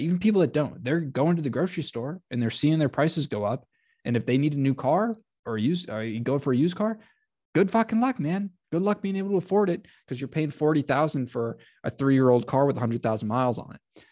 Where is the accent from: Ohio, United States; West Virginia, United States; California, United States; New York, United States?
Ohio, United States; Ohio, I'm from Ohio